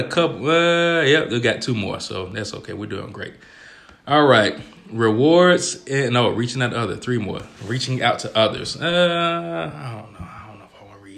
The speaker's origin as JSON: {"language": "English", "region": "Georgia", "country": "United States", "moved": "as an adult", "lives_now": "Ohio, United States", "said": "I'm from Georgia"}